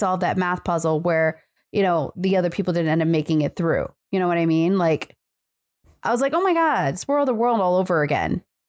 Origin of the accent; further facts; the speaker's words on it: Midwest, United States; I'm from the Midwest. I know what it's like to be freezing cold